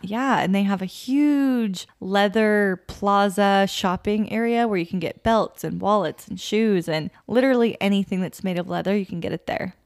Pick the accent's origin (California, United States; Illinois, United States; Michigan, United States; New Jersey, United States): California, United States; Woodland; we're from Woodland where it also gets very hot